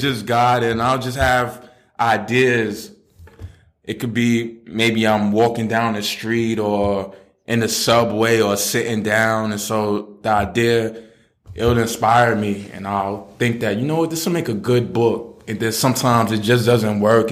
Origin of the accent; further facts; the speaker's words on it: New York City, New York, United States; also born or lived in Queens / the Bronx / Staten Island / New Jersey; I'm from Brooklyn. Um, I've moved around a lot.